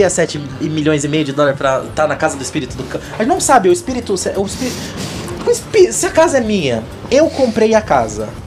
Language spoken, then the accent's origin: Portuguese; Brazil; É porque eu sou brasileiro.